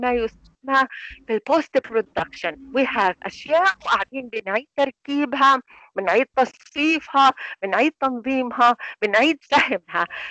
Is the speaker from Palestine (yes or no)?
yes; Palestine; إحنا عندنا هي العادة كفلسطينيين